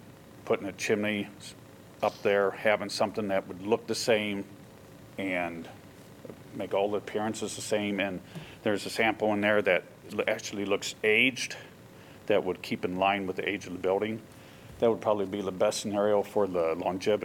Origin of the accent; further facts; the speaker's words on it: Waterloo, Iowa, United States; I'm actually from Waterloo. I lived down here years ago, worked down here in Iowa City